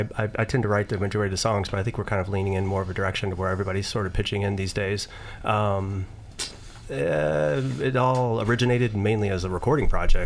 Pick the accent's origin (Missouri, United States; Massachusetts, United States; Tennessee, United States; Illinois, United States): Missouri, United States; St. Louis; also born or lived in Oregon / Denver; now in Columbia, United States; St. Louis originally, by way, and then of we lived in Oregon for a while, Denver, and then we made our way back here.